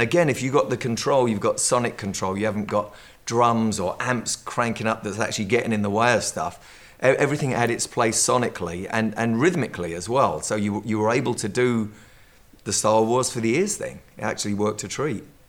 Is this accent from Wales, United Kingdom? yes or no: no; London, United Kingdom; I'm from London